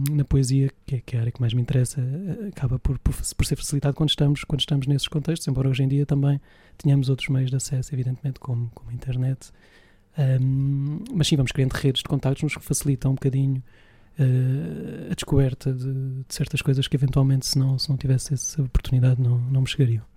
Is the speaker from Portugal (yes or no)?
yes; Évora, Alentejo, Portugal; em Évora, de onde sou natural